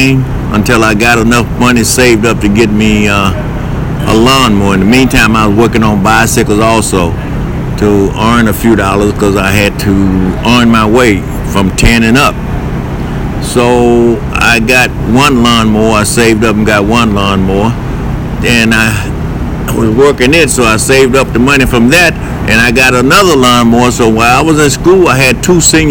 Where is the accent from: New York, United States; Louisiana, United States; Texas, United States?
Louisiana, United States; also born or lived in Lake Providence, Louisiana; I'm from Louisiana. I was born in a little town by the name of Lake Providence, Louisiana